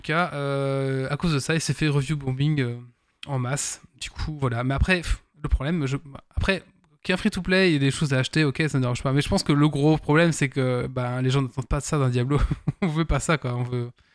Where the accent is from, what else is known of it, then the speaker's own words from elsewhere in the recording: Belgium; je suis belge